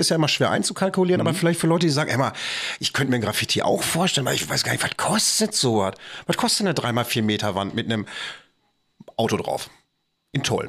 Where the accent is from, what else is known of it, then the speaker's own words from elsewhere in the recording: Bochum, North Rhine-Westphalia, Germany; bei uns in Bochum